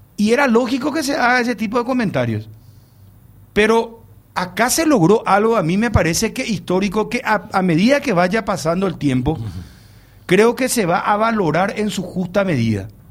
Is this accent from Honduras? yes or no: no; Paraguay; yo me siento orgulloso como paraguayo